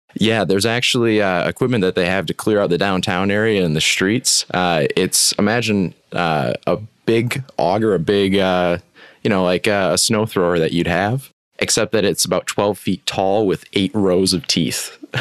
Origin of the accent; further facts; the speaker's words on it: West Michigan, United States; also born or lived in Upper Peninsula, Michigan; born and raised in West Michigan, uh, right on the lake